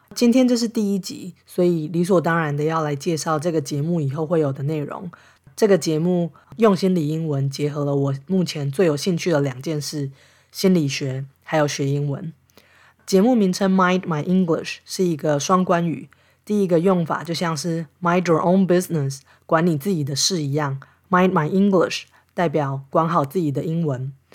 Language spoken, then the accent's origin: Chinese; Taiwan; moved away as an adult; now in Los Angeles, United States; 我是一个在台湾长大、接受教育，在超过三十岁才因为进修搬到美国的台湾人